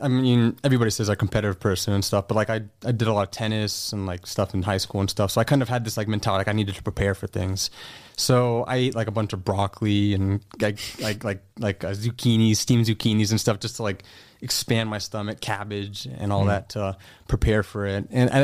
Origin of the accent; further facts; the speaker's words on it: San Jose, California, United States; moved away as an adult; also born or lived in San Francisco; now in Las Vegas, United States; I lived in San Jose my entire life for the most part up until we moved here.